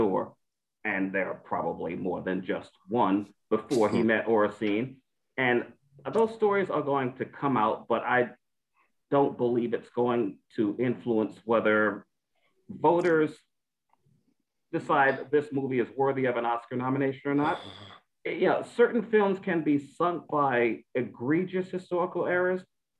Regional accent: New York City, New York, United States; I grew up in Bed-Stuy, Brooklyn, which is not all that different from Compton.

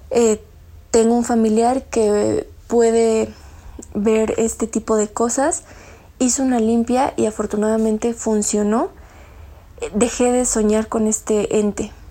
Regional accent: State of Mexico, Mexico; soy del Estado de México.

